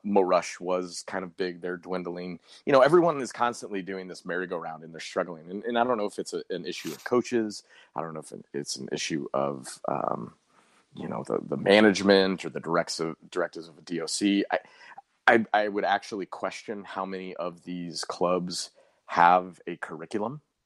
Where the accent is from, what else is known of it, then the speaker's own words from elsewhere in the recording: Colorado, United States; now in St. Louis, United States; when I was growing up in Colorado